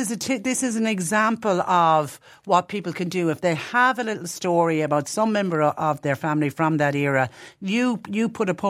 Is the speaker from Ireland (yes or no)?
yes; Tipperary, Munster, Ireland; I'm from Tipperary